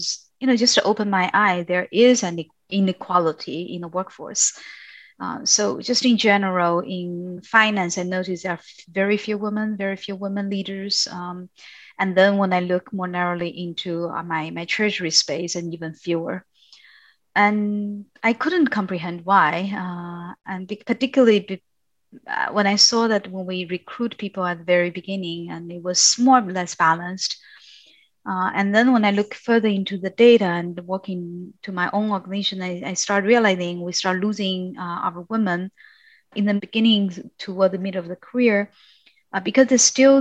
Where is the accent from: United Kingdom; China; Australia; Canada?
China; moved away as an adult; also born or lived in Europe; I was born and raised in China